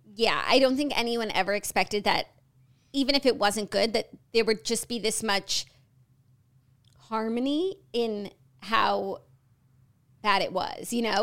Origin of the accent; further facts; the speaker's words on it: United States; as an American with American standards